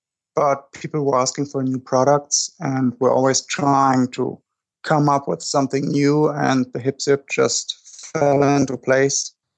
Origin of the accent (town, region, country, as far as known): Germany; English is a second language; now in United States